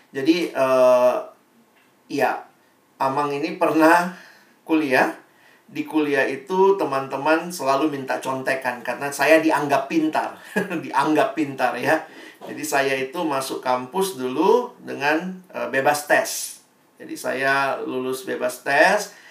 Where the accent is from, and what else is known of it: Ambon, Maluku, Indonesia